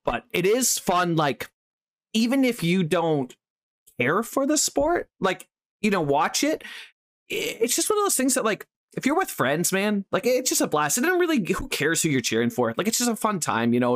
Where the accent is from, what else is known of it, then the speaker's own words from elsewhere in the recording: Canada; I'm English speaking Canadian, not French speaking Canadian.